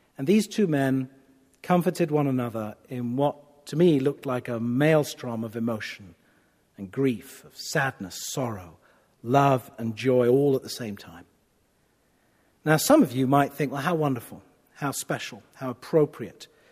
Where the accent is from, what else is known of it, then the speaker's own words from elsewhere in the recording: United Kingdom; I'm a Brit